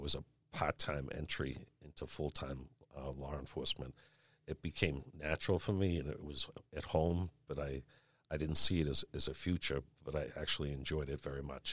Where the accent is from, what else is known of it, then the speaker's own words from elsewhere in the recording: Marshfield, Massachusetts, United States; also born or lived in Brockton, Massachusetts / Dorchester, Boston, Massachusetts; I grew up in Marshfield after I was born in Brockton. Uh, then we lived in Dorchester for a while